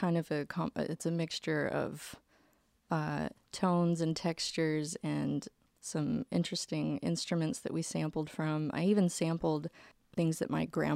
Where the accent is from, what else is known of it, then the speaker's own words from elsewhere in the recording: Tyler, Texas, United States; I grew up in Tyler, Texas. So like East Texas, kind of close to the Louisiana border.